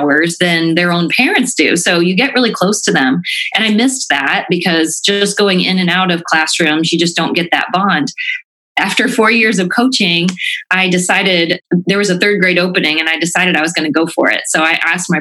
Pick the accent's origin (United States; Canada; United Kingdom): United States; Rensselaer, Indiana; also born or lived in Franklin, Indiana; I was applying for teaching jobs back in Rensselaer, where I grew up